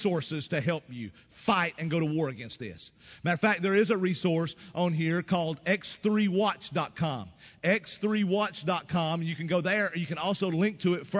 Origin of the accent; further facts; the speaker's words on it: East Tennessee, United States; I grew up in East Tennessee. I grew up in a country